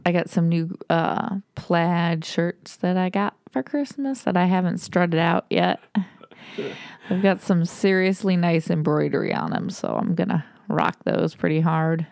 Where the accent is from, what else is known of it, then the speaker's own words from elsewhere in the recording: Toledo, Ohio, United States; now in Austin, United States; Living in Austin, well, we grew up in Toledo, Ohio